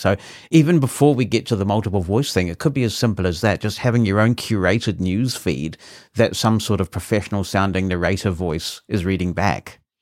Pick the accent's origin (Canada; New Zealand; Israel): New Zealand; accent: New Zealand; my New Zealand accent